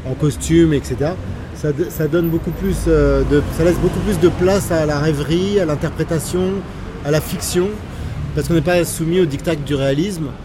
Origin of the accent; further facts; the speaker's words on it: France; peut-être parce que je suis, euh, binational, je suis français et algérien, j'ai conscience d'avoir un patrimoine